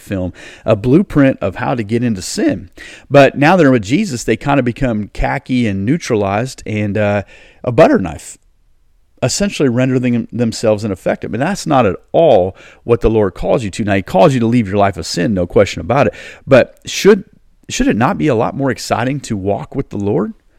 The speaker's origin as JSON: {"language": "English", "country": "United States", "said": "I'm, I'm an American. I love America."}